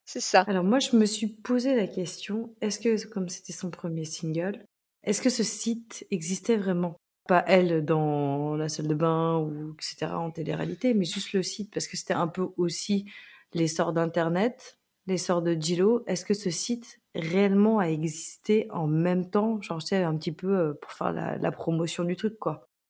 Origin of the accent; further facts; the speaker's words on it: France; accent: French accent (in English); petite française avec mon accent